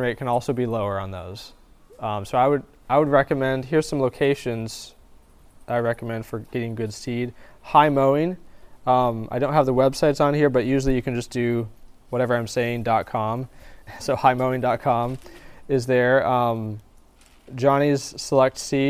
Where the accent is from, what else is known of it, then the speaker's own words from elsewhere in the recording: the Northwest, Pacific Northwest, United States; now in Florida, United States; I'm originally from the Northwest